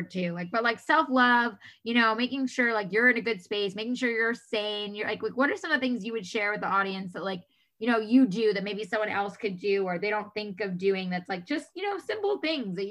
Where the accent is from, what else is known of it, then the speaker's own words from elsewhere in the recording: New York, United States; moved away as an adult; I'm originally from New York. We moved out here 10 and a half years ago